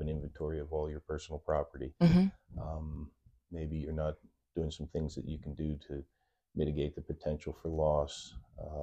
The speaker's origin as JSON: {"language": "English", "region": "New Jersey", "country": "United States", "tie": "born or raised there", "also_born_or_lived": "Branford, Connecticut", "moved": "as an adult", "lives_now": "Westbrook, United States", "said": "born and raised in New Jersey."}